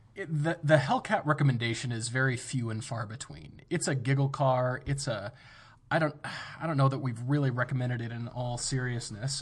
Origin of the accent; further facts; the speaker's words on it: United States; I'm an American living in America